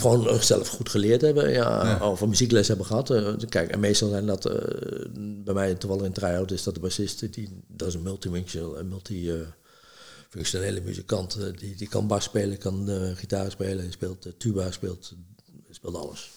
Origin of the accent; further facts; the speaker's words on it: Deventer, Overijssel, Netherlands; also born or lived in Apeldoorn; now in Olst, Netherlands; uit Deventer, geboren in Apeldoorn, getogen in Deventer, wonende te Olst